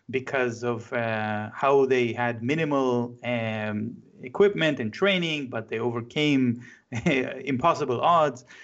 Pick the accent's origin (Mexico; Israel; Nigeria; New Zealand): Israel; Jerusalem, Jerusalem District; English is a second language; as a kid growing up in the Zionist education system in Jerusalem, uh, the first books I read were war books